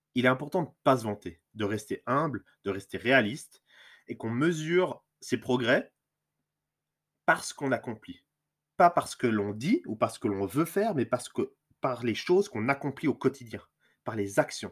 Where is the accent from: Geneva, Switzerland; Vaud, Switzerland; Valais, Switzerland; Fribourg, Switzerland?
Vaud, Switzerland; Lausanne region; je suis suisse, je viens de la région lausannoise